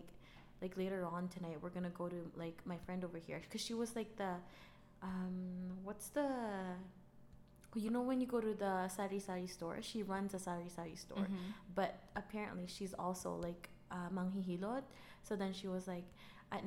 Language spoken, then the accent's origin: English; Manila, Metro Manila, Philippines; now in Canada; I grew up in Manila, but my dad's family is from Visayas.